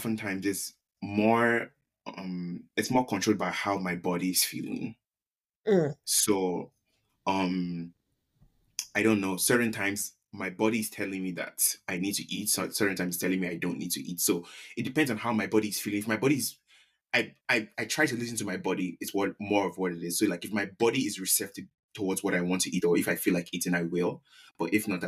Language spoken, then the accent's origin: English; Nigeria; moved away; being Nigerian, we've never been short, that's never been our problem. Like growing up in Nigeria at least.